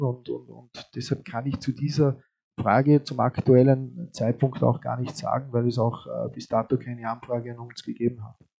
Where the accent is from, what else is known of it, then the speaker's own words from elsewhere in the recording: Vorarlberg, Austria; als Vorarlberger